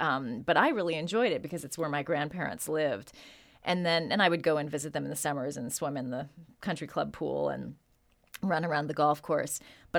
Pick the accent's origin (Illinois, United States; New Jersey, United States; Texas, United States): Illinois, United States; Chicago; born there; And it's very near Chicago, which is where I was born.